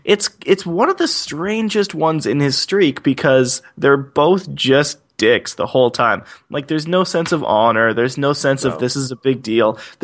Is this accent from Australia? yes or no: no; Toronto, Ontario, Canada; born or raised there